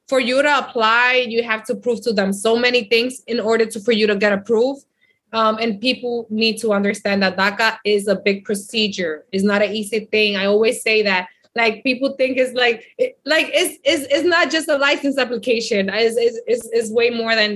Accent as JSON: {"language": "English", "country": "United States", "tie": "born or raised there", "also_born_or_lived": "Dominican Republic", "said": "I came here, my mom brought us here when I was 3 years old. I did kindergarten, first grade, and second grade here"}